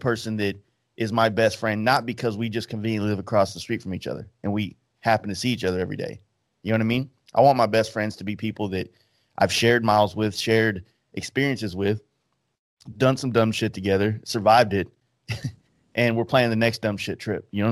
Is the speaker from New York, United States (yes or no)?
no; Dallas, Texas, United States; I'm from Dallas